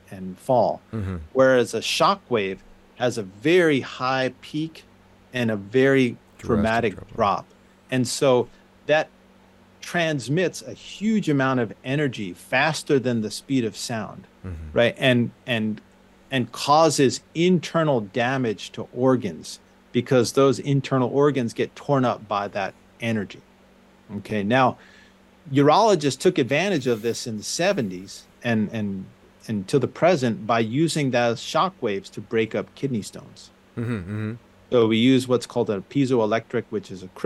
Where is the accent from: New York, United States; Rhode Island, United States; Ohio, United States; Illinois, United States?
New York, United States; suburbs of; moved away as an adult; I grew up in New York, the suburbs of New York.